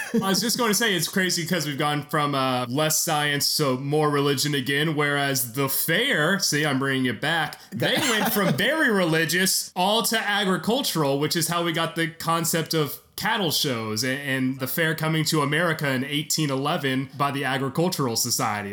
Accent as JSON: {"language": "English", "town": "Memphis", "region": "Tennessee", "country": "United States", "tie": "born or raised there", "also_born_or_lived": "Alabama", "said": "I'm from Memphis, Tennessee"}